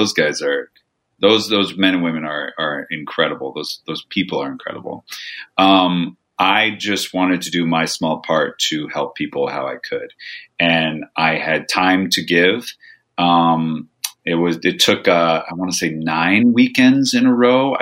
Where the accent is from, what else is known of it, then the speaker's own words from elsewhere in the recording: Nebraska, United States; moved away as an adult; also born or lived in Thousand Oaks, California / New York City; now in California, United States; I am from Nebraska, but I went to college in Thousand Oaks, then went abroad, then went to New York